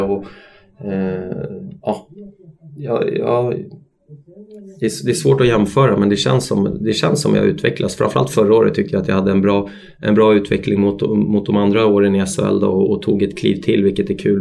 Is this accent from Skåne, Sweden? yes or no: no; Stockholm, Stockholm County, Sweden; also born or lived in Austria / Italy; now in Örebro, Sweden; familjen hemma i Stockholm